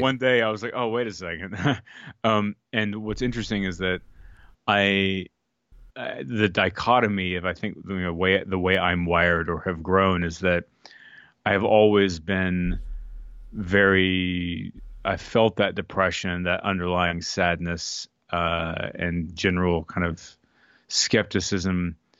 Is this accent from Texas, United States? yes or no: yes; Austin, Texas, United States; growing up in Austin, you know, eating Tex-Mex